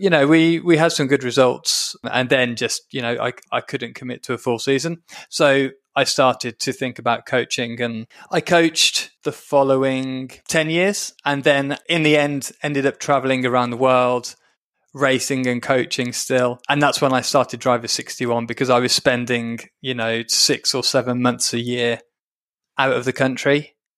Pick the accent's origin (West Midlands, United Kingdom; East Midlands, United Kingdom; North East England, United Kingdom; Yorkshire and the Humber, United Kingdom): West Midlands, United Kingdom; Birmingham; I'm from Birmingham, so we're, we're from the same area